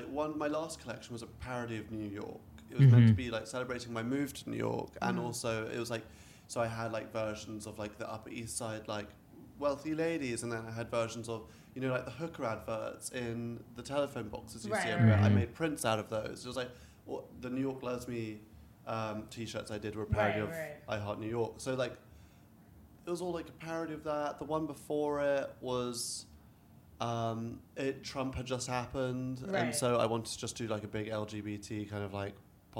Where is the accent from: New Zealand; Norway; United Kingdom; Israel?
Norway; Trondheim, Trøndelag; Like, so, I'm from Trondheim, Norway.